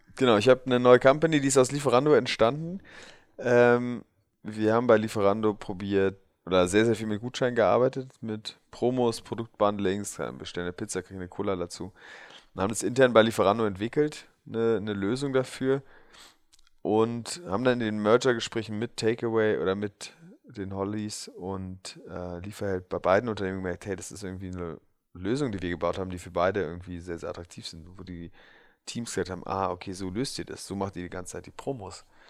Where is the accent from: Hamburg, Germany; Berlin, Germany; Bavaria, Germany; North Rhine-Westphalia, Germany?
Berlin, Germany; wo ich, wo ich aufgewachsen bin, Wilmersdorf 10711 für alle Berliner Halensee